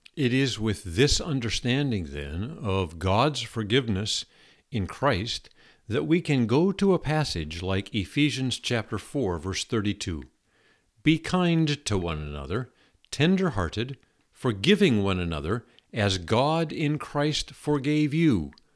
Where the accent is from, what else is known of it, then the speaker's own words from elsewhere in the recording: Seattle, Washington, United States; I grew up in Seattle. I grew up in a fascinating uh, community on the northwest uh, corner of Seattle called Ballard